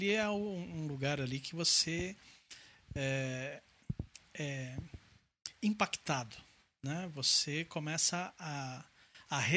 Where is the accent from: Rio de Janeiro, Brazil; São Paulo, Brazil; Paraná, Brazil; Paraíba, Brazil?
São Paulo, Brazil; Santo André; É, eu tenho 49 anos. Nossa. Nasci aqui em Santo André. Né? Então eu moro em Santo André já faz 49 anos.